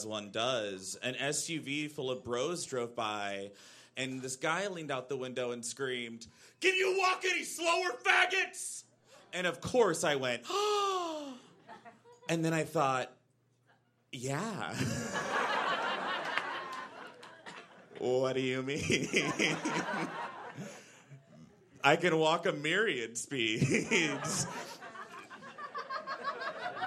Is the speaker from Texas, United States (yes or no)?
yes; Central Texas, United States; now in Brooklyn, United States; I grew up in Central Texas